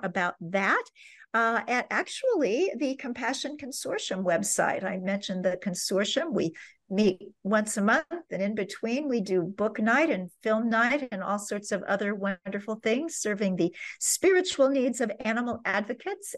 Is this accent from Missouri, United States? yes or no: yes; Kansas City, Missouri, United States; my hometown of Kansas City, Missouri